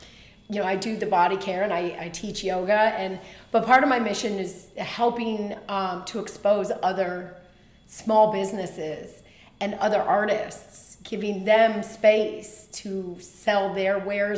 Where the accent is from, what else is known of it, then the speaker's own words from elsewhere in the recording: Rutland, Vermont, United States; now in Lexington, United States; Yeah, I'm born and raised in Vermont in the Green Mountains.